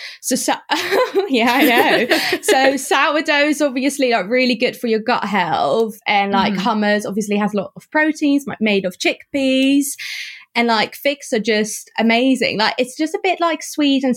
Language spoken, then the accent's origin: English; Netherlands; I grew up in the Netherlands